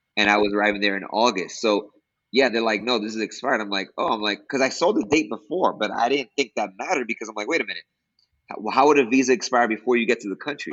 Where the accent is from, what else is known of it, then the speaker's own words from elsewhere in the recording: New York City, New York, United States; moved away as an adult; now in Costa Rica; I'm originally from New York City. I am born to Dominican parents from Dominican Republic